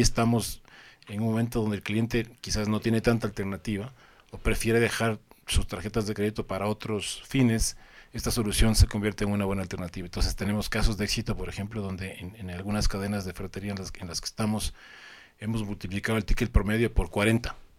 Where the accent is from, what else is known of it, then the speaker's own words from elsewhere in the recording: Ecuador; moved away as an adult; also born or lived in Colombia; soy ecuatoriano